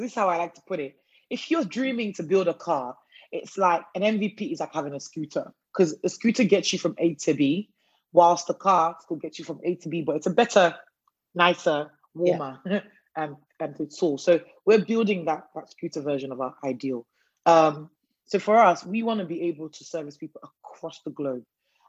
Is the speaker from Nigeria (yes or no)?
yes; Nigeria; now in United Kingdom; I'm Nigerian of origin, you know, first generation migrant in the UK, British citizen and everything.